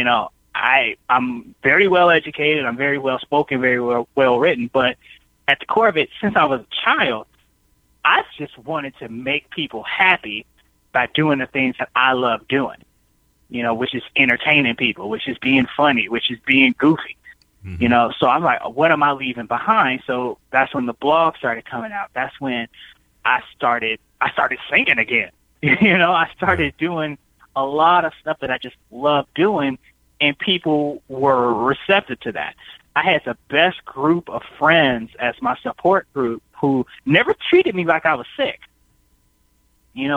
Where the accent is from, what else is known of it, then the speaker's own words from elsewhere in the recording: United States; I grew up here in America